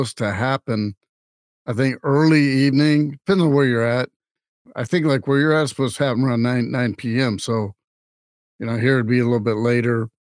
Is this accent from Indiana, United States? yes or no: no; Louisiana, United States; I'm from Louisiana